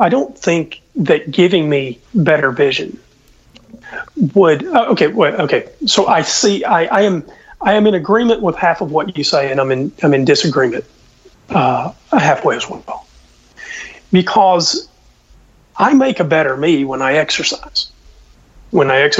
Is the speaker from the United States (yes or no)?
yes; Southeast, United States; I was from the Southeast